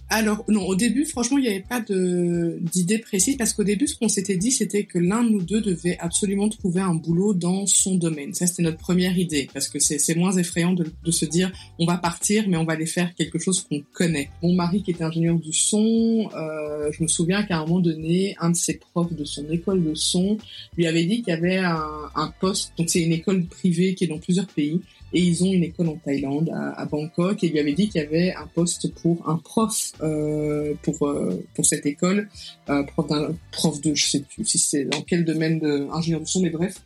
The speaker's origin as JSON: {"language": "French", "country": "Belgium", "tie": "born or raised there", "also_born_or_lived": "Cameroon / Rwanda", "accent": "Belgian", "moved": "as an adult", "lives_now": "Kigali, Rwanda", "said": "mon accent belge"}